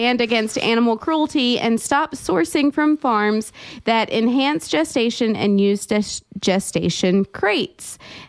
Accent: North Carolina, United States; growing up in North Carolina

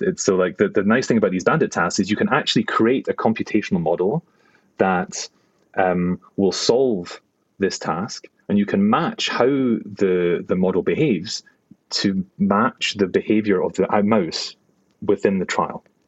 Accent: Glasgow, Scotland, United Kingdom; moved away; also born or lived in New York / Cambridge; I am a Glaswegian neuroscientist

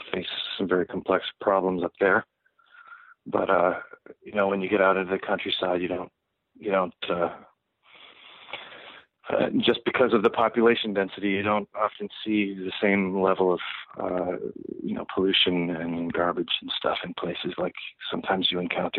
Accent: Halifax, Nova Scotia, Canada; now in United States; I grew up in just outside of Halifax in Nova Scotia, which is on the east coast of Canada.

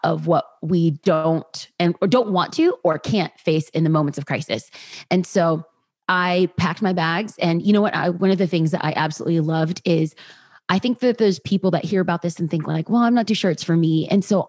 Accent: Los Angeles, California, United States; also born or lived in Orange County; born and raised in Los Angeles

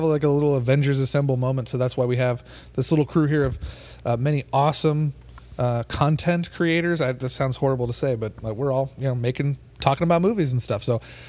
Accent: Tampa, Florida, United States; now in Phoenix, United States; I'm currently from Phoenix, Arizona, originally from Tampa, Florida.

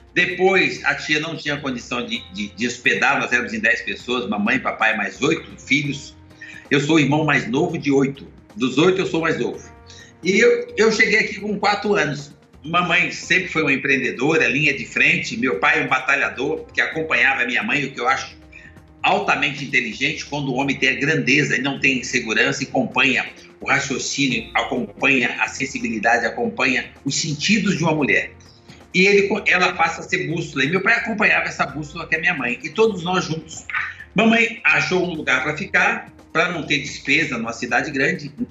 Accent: Minas Gerais, Brazil; now in São Paulo, Brazil; eu sou mineiro

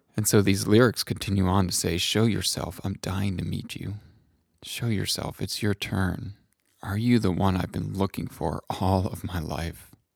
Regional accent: New England, United States; a white man growing up in New England

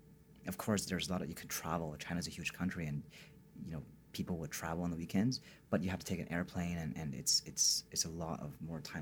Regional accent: Canada; I kind of was an expat, if you say, because I'm from Canada and I spoke perfect English.

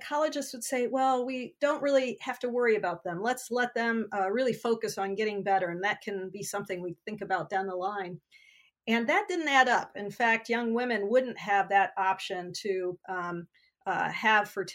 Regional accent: Bourbonnais, Illinois, United States; I grew up in the middle of Illinois in a place called Bourbonnais, Illinois

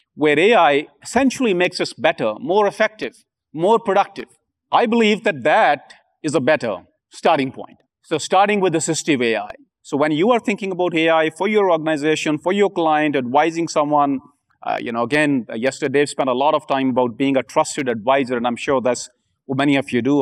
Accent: India; I'm from India

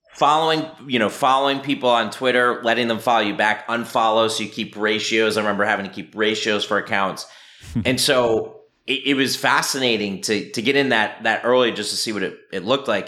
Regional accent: Philadelphia, Pennsylvania, United States; also born or lived in Vermont; born and raised in Philadelphia

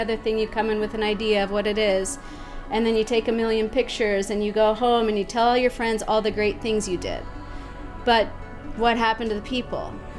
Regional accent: United States; moved away as an adult; now in Ecuador; I'm from the States

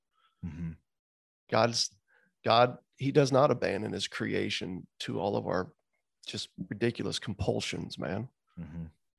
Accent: the South, United States; So it's a hard name, man. I'm from the South.

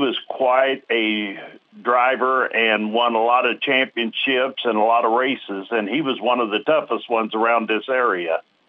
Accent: Sedalia, Missouri, United States; I'm from Sedalia, Missouri

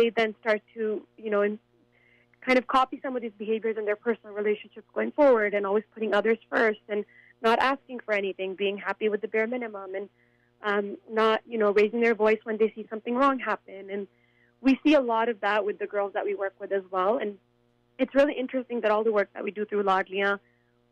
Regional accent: Canada; as a young girl growing up in Canada

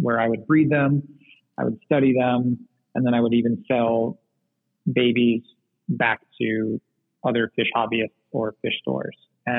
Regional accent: Singapore; So growing up in Southeast Asia, which is obviously a small island nation in the tropics, I was really into fish

